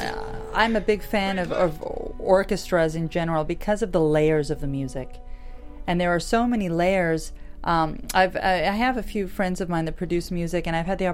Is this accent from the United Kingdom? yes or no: no; Canada; I'm Canadian as well